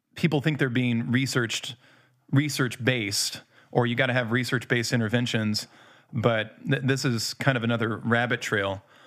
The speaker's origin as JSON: {"language": "English", "country": "United States", "also_born_or_lived": "Indiana / Louisville, Kentucky", "moved": "yes", "said": "I'm from Indiana. Not quite Indiana, mostly Louisville"}